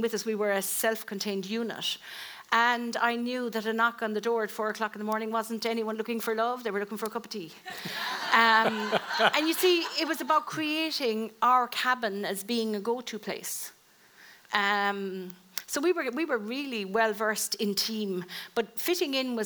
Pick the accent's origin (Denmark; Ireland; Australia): Ireland; being Irish